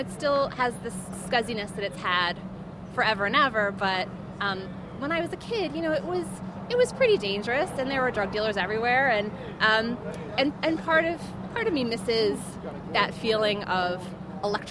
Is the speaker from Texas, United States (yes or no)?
no; New York, United States; I grew up on St. Mark's between 1st and 2nd, which people call the nice block